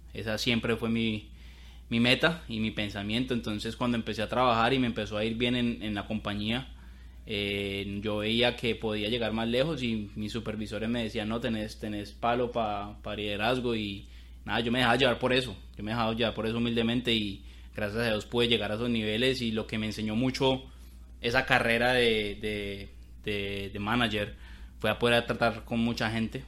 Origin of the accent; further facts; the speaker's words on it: Colombia; moved away as an adult; now in United States; claramente soy de Colombia, somos de Colombia. Cali, Colombia, Bogotá